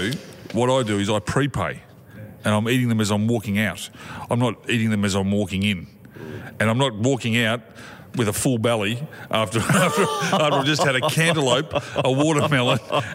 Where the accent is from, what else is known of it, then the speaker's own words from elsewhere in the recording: Sunbury, Victoria, Australia; I grew up in Sunbury.